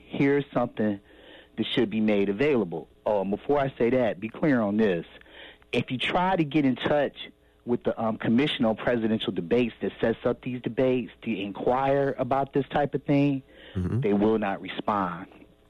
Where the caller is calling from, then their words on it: Cleveland, Ohio, United States; This is …. I'm calling you from Cleveland, Ohio.